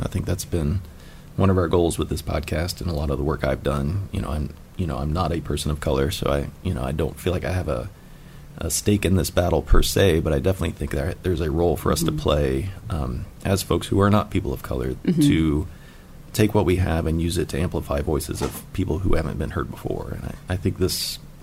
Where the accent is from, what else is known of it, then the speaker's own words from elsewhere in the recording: Virginia, United States; now in South Carolina, United States; I grew up in Virginia